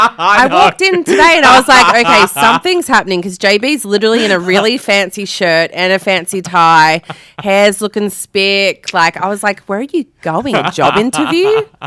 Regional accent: Melbourne, Victoria, Australia; moved away; I'm from Melbourne.

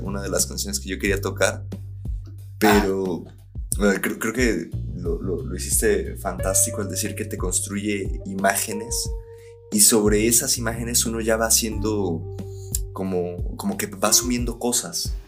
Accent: Mexico; como mexicanos

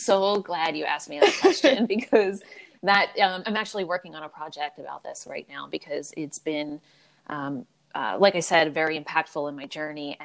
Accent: Philadelphia, Pennsylvania, United States; I was born and raised in Philadelphia.

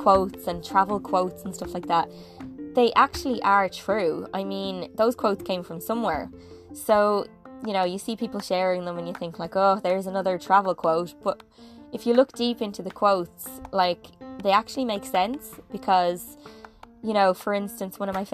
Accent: Ireland; moved away as an adult; growing up in Ireland

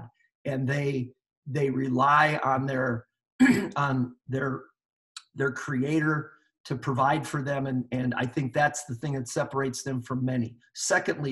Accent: Stevens Point, Wisconsin, United States; I grew up in Stevens Point, Wisconsin

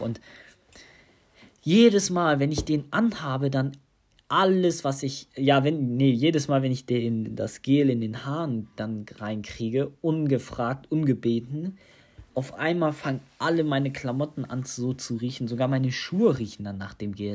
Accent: Tunisia; now in Germany; in Tunesien, in meiner Heimat

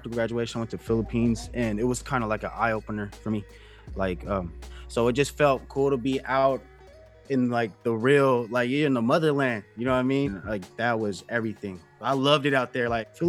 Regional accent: California, United States; also born or lived in Germany / Japan; I lived in, like, Japan. I lived in a lot of places. But home to me, though. Home is like California. I was born in California. Like every summer you'll see me in Cali.

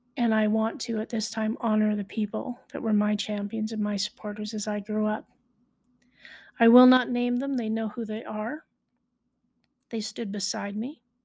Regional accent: High River, Alberta, Canada; I was born in High River, Alberta, so I am a High Riverite.

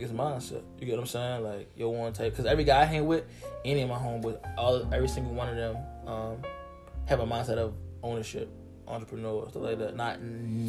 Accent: Baltimore, Maryland, United States; I'm from Baltimore. So, look. From Baltimore, when we say wet, we're meaning drunk

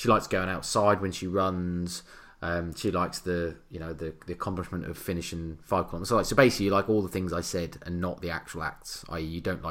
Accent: England, United Kingdom; we're English

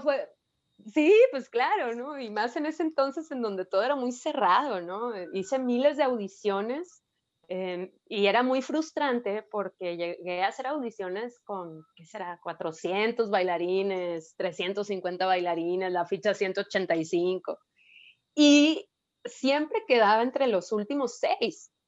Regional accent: Mexico; soy de México, soy bailarina

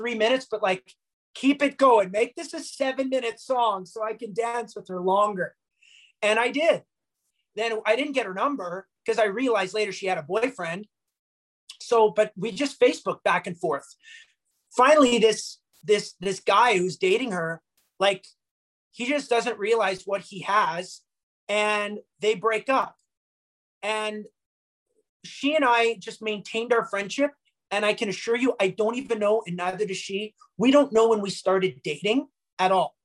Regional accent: Bonnyville, Alberta, Canada; We're both here from Bonnyville

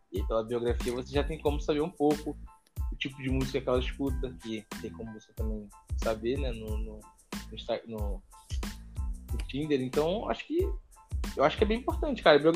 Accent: Niterói, Rio de Janeiro, Brazil; cara, eu tenho 23 anos, sou de Niterói.

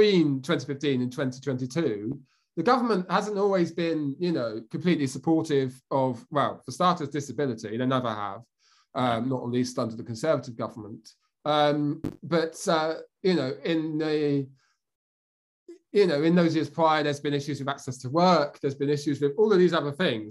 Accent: Bedfordshire, East of England, United Kingdom; I'm from Bedfordshire, which is kind of East Anglia, kind of near Milton Keynes, that sort of area.

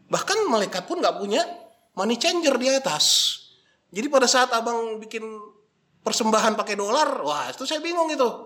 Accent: North Sumatra, Indonesia; Kalau saya orang Batak nih bang, namanya mangkoli mudar.

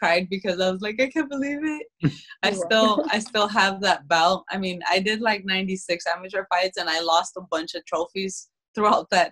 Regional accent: Phoenix, Arizona, United States; I grew up in South Phoenix

